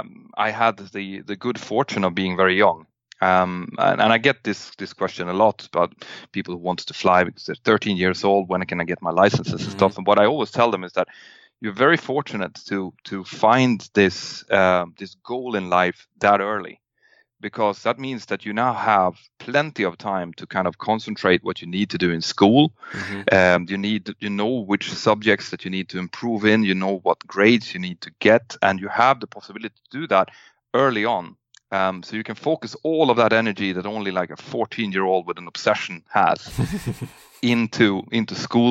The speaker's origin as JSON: {"language": "English", "country": "Sweden", "tie": "born or raised there", "said": "we flew home over my hometown"}